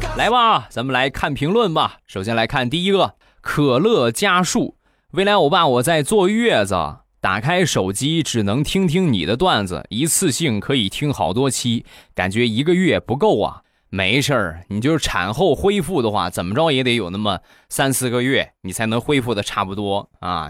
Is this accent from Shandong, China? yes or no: yes; Rizhao, Shandong, China; 朕开心日照绿茶，郑宗元产地的好茶，我们家乡的特产